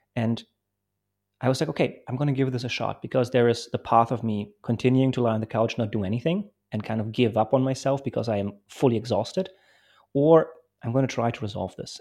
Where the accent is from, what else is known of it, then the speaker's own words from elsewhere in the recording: Bremen, Germany; English is a second language; also born or lived in Poland; I grew up in Germany